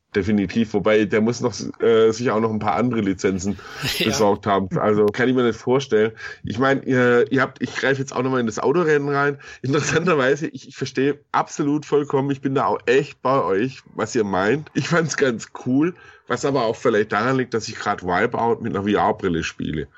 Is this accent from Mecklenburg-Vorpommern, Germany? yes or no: no; Baden-Württemberg, Germany; now in Munich, Germany; ich komme aus Baden-Württemberg, da lege ich schon Wert drauf.